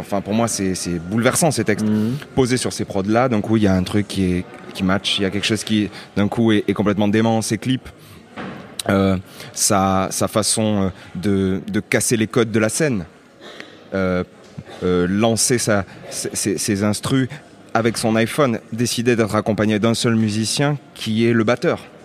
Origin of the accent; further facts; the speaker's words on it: Lunel, Occitania, France; also born or lived in Nîmes; je, viens euh, d'une petite ville qui s'appelle Lunel